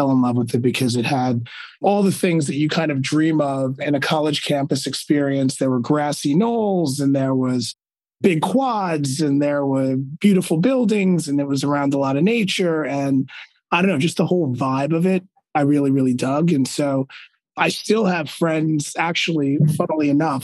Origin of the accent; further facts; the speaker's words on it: Uniondale, New York, United States; also born or lived in Virginia / Midtown East, New York City / Athens, New York; So I am born and raised on Long Island, New York, in a small town called Uniondale